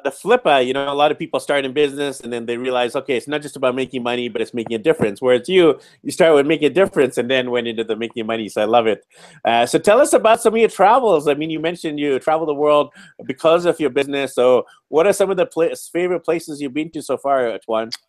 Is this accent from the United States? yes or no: no; Vancouver, British Columbia, Canada; I'm from Vancouver, B C, Canada